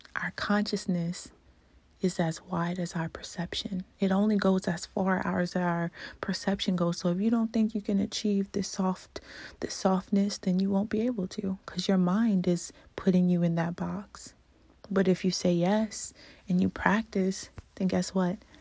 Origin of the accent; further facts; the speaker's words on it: Louisiana, United States; moved away; I'm from Louisiana originally